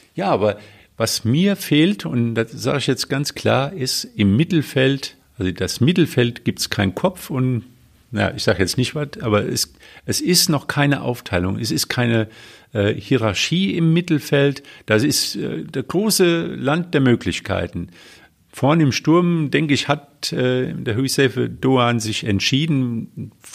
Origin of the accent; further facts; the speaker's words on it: Westerwald, Germany; moved away; also born or lived in Cologne; im schönen Westerwald in meiner Heimat